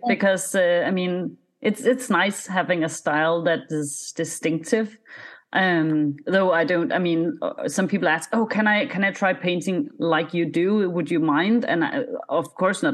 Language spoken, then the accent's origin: English; Denmark; first language Danish; English is a second language